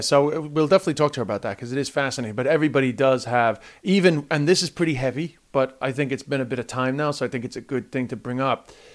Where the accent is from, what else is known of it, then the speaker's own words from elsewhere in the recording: United States; now in Ireland; I grew up in the States